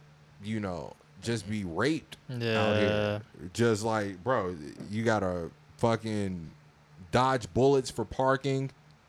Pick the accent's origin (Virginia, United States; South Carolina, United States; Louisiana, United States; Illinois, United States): Virginia, United States; moved away as an adult; also born or lived in Valdosta, Georgia / Korea; now in Los Angeles, United States; I'm from Virginia, so I've just been in Southern culture my whole entire life. I'm in Valdosta. This is an even deeper South